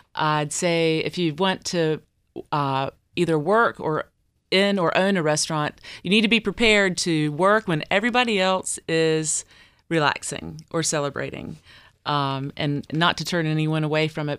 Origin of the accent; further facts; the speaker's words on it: Deep Run, North Carolina, United States; I grew up in Deep Run.